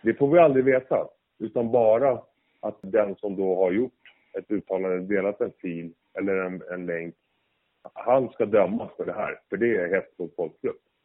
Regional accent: Sweden; jag som svensk

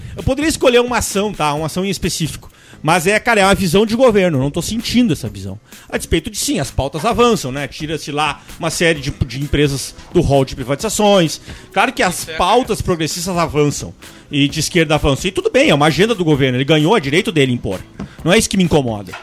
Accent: Brazil; como brasileiro

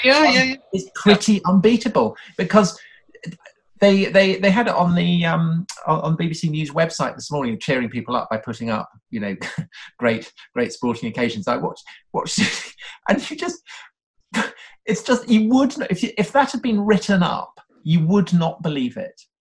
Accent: outside Salisbury, South West England, United Kingdom; we we grew up outside Salisbury

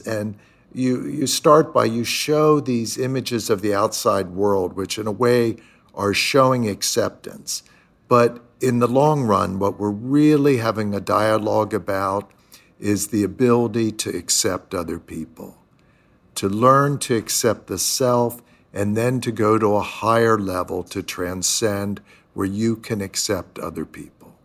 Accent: Pennsylvania, United States; moved away as an adult; also born or lived in Chicago / New York; these kind of suburban communities of where I grew up in Pennsylvania

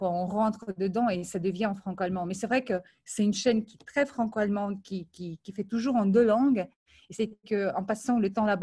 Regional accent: Ukraine; born there; also born or lived in Moldova; euh, je suis née en Ukraine, ensuite j'ai passé quelques années à Moldavie.

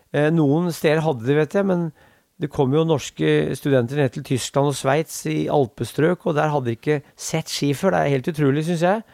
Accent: Norway; also born or lived in Korsvoll, Oslo; now in Oslo, Norway; jeg bor der, jeg er fra Brundalen

